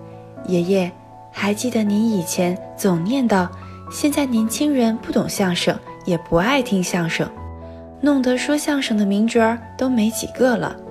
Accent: Suzhou, Jiangsu, China; moved away as an adult; now in Nanjing, China; 来自苏州。我在南京大学，距离我的家乡二百二十四公里。

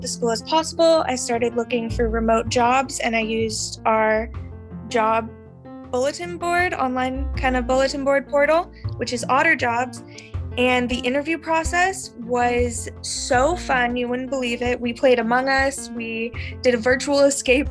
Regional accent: Palos Verdes, California, United States; also born or lived in Santa Barbara, California; my hometown is Palos Verdes, California

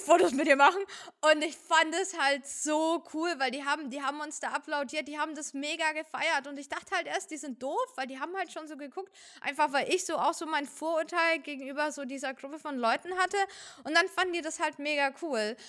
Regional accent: Fürth, Bavaria, Germany; also born or lived in Uzbekistan; ich komme aus Fürth

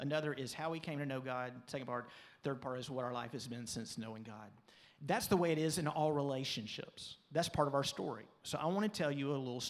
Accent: Pensacola, Florida, United States; also born or lived in Birmingham, Alabama; This was all in Pensacola. We were growing up in Pensacola

